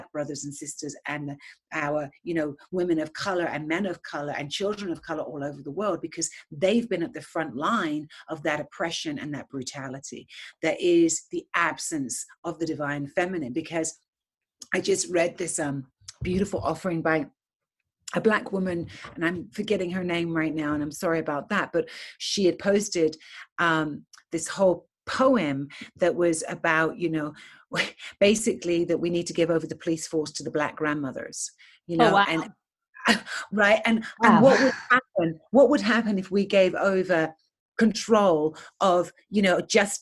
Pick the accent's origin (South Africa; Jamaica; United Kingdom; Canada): United Kingdom; England; moved away as an adult; now in United States; I'm born and raised in England